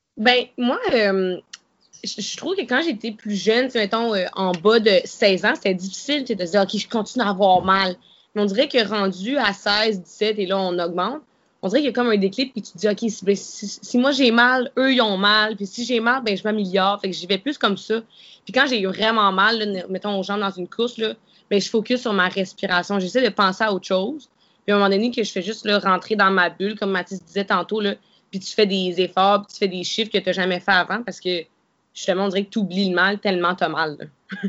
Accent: Canada; je suis une Canadienne

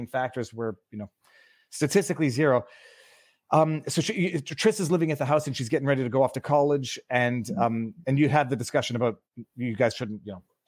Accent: Quebec, Canada; I'm also from Quebec

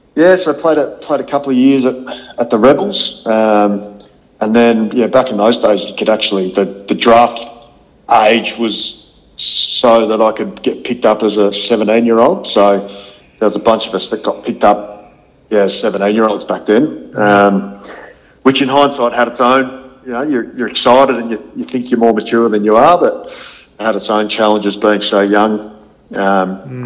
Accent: Horsham, Victoria, Australia; also born or lived in Ballarat; I've got amazingly fond memories of, of growing up in Horsham

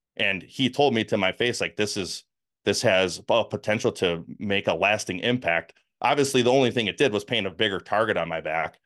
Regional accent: Milwaukee, Wisconsin, United States; accent: northerner; moved away as an adult; also born or lived in Kansas; born and raised in the Milwaukee, Wisconsin area.

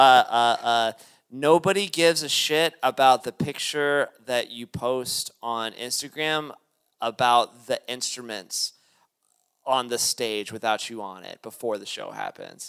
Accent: Lexington, Kentucky, United States; I'm from Lexington, Kentucky

